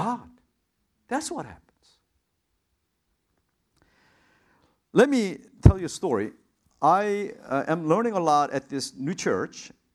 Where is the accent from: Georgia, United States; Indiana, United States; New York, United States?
New York, United States; now in Anaheim, United States; I'm a New Yorker